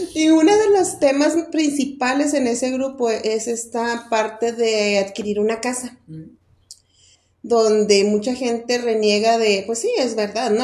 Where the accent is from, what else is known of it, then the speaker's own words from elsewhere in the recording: Mexico; nosotros como mexicanas, mexicanos, en nuestra cultura